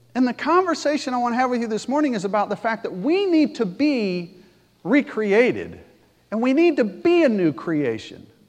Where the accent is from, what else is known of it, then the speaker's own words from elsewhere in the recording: Pontiac, Michigan, United States; moved away; also born or lived in Alabama; I grew up in Pontiac